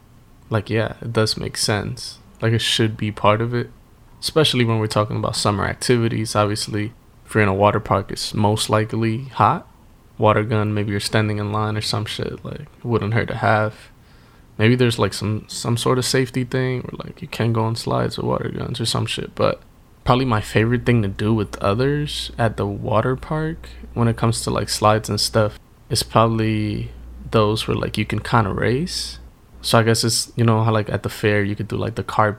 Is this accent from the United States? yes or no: yes; Northeast, United States; we were growing up in the Northeast